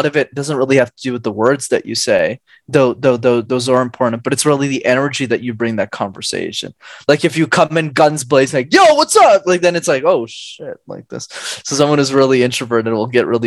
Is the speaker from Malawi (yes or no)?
no; Canada; also born or lived in Montreal; I'm based in Montreal. Montreal. Okay. Yes, I'm Canadian